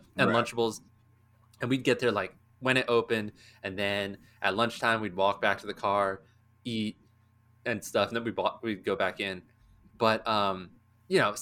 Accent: Maryland, United States; now in Atlanta, United States; growing up in Maryland

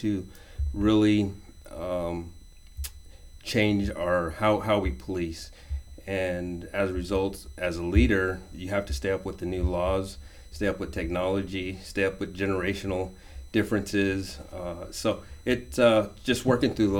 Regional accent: Albuquerque, New Mexico, United States; moved away as an adult; now in Round Rock, United States; I was born and raised in Albuquerque, New Mexico

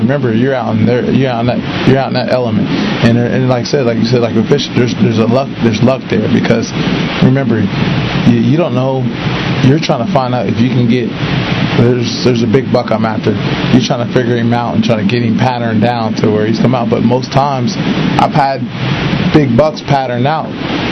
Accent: Ohio, United States; I'm from Ohio

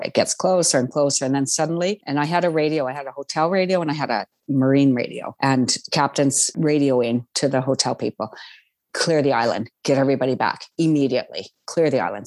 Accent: Saskatchewan, Canada; I'm from Saskatchewan

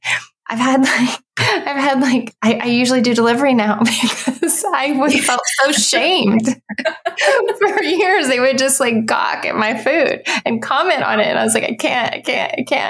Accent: Texas, United States; growing up in Texas

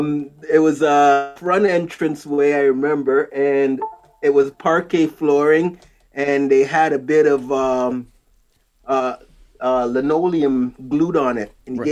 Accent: Canada; also born or lived in Jamaica; I was born in Jamaica, came to Canada probably, 1975, a very long time ago, and went to school here, but I still have a bit of an accent.

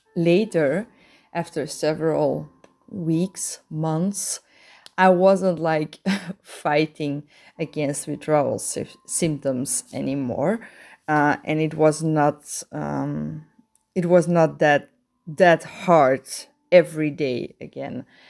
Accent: Belgium; I'm a sexaholic from Belgium.

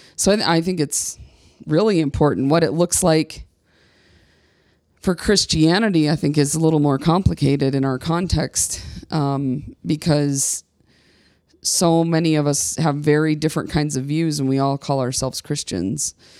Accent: Midwest, United States; moved away as an adult; now in Colorado, United States; I was born and raised in the Church of the Nazarene in the heart of the Midwest

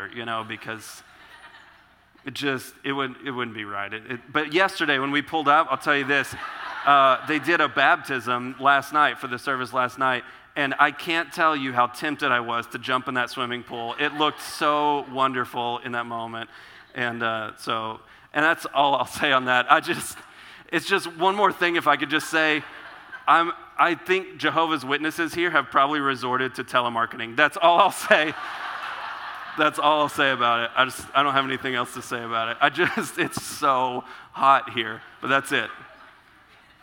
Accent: Texas, United States; I'm from Texas

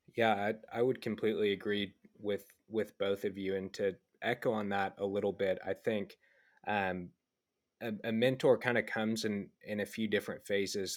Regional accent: Dallas, Texas, United States; I'm from Dallas, Texas, originally

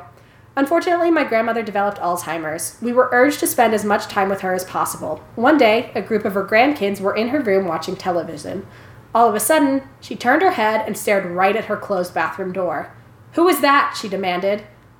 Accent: Philippines; So I was born and raised in the Philippines. My family, along with my grandparents, used to live in this old house with a big garden in the back.

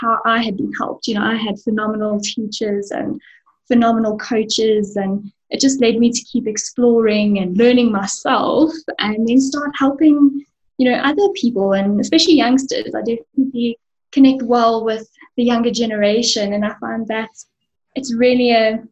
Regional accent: Benoni, Gauteng, South Africa; So I'm an East Rand baby. I was born in Benoni, and I still live and work in Benoni.

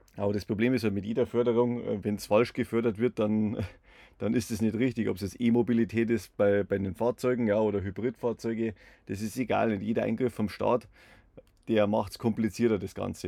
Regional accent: Bavaria, Germany; bei uns in Bayern

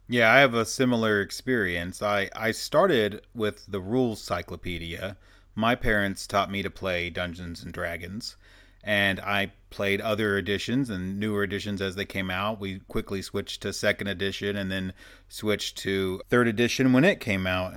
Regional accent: Arkansas, United States; I am actually from Arkansas

